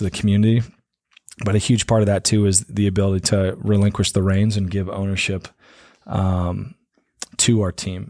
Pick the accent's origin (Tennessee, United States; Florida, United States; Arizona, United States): Arizona, United States; Prescott; also born or lived in Corona, California / Missouri; I grew up in Prescott, so my folks are originally from California. They moved here when I was about four